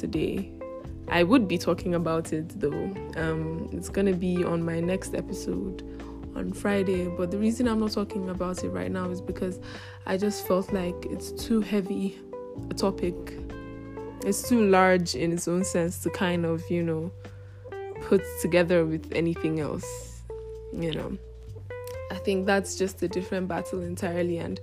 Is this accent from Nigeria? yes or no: yes; Nigeria; I'm from Africa and I'm also from Nigeria